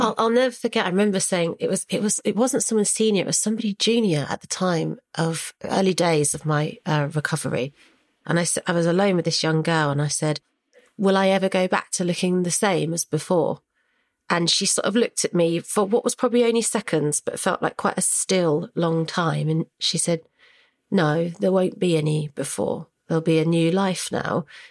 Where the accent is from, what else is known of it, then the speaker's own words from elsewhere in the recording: Hampshire, South East England, United Kingdom; moved away as an adult; now in London, United Kingdom; we're from Hampshire, we're from a rural village. That's why I went back home